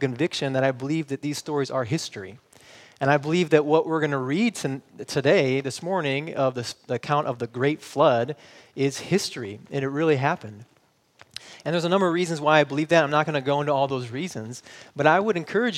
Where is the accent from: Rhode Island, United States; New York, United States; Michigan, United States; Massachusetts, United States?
Michigan, United States; moved away; I'm from Michigan and we don't say that up there. So we say you guys